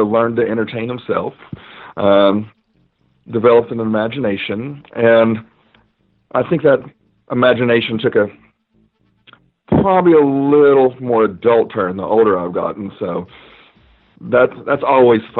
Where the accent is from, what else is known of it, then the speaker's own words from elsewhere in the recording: Knoxville, Tennessee, United States; I'm originally from Knoxville, Tennessee. I grew up more in the country or the rural side of the town.